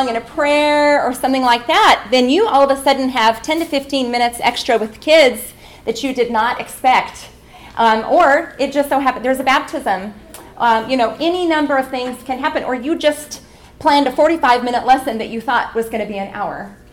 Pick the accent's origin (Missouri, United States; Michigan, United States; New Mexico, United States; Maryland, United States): New Mexico, United States; Albuquerque; from Albuquerque, New Mexico.